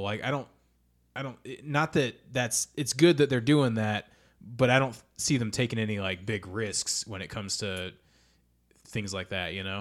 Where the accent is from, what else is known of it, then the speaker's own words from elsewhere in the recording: Indianapolis, Indiana, United States; we're from Indianapolis